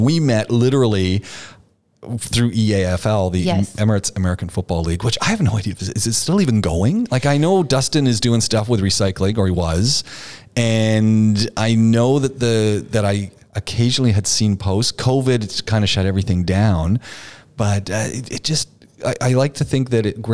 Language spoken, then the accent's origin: English; Canada; moved away; we're Canadian